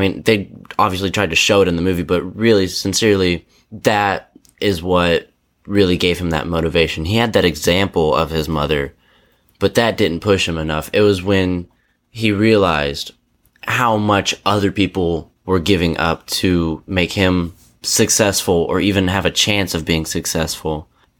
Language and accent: English; Nashville, Tennessee, United States; born there; I was born in Nashville.